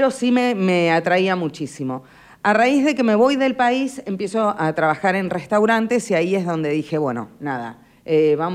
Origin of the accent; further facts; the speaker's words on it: Buenos Aires, Argentina; now in Necochea, Argentina; yo soy eh, de Buenos Aires. Mi mamá es necochense.